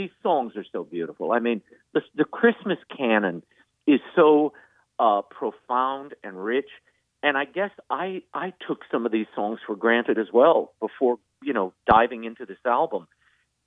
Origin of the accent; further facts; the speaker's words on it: New Orleans, Louisiana, United States; I grew up in New Orleans.